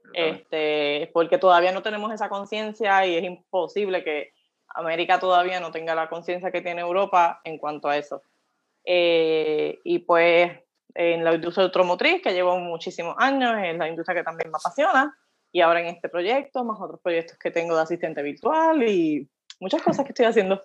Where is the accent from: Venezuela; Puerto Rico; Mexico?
Puerto Rico; Coamo; yo soy del pueblo de Cuamo, eh, ahora, ¿verdad? Eh, viví en las montañas, en mi bello barrio Pulguillas